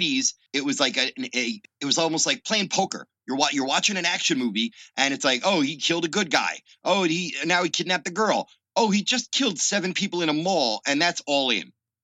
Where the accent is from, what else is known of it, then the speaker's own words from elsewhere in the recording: Philadelphia, Pennsylvania, United States; I was born and raised in Philly